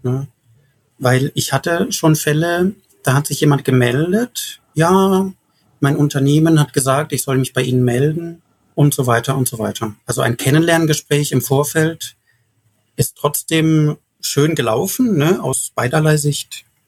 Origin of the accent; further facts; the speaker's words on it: Karlsruhe, Baden-Württemberg, Germany; in meiner Heimat Karlsruhe